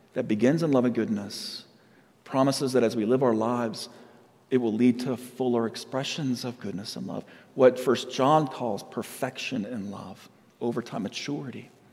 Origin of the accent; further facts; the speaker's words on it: Yucaipa, California, United States; also born or lived in San Diego, California; now in Colorado, United States; I was raised in a little town called Yucaipa, California